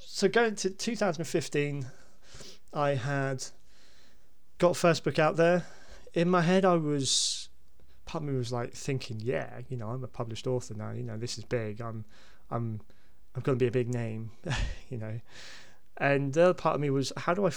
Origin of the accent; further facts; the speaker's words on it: Basingstoke, South East England, United Kingdom; growing up in Basingstoke